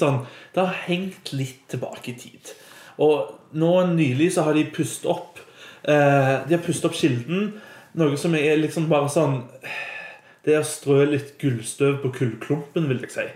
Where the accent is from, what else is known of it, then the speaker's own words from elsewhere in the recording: Stavanger, Rogaland, Norway; Jeg har vokst opp og gått på Hetland, som er en skole som ligger litt utenfor bykjernen